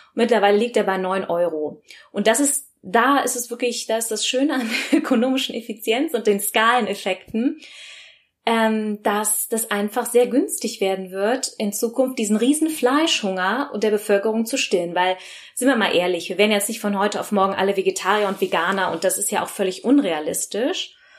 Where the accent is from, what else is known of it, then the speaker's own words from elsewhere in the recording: Bergisch Gladbach, North Rhine-Westphalia, Germany; moved away; also born or lived in London; ursprünglich äh, im Kölsche Mädche, also im Rheinland geboren, also ähm, in Bergisch Gladbach, um genau zu sein